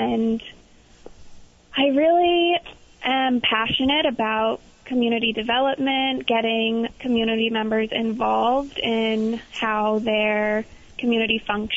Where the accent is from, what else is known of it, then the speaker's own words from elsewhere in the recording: Long Island, New York, United States; now in Vermont, United States; I'm from Long Island, New York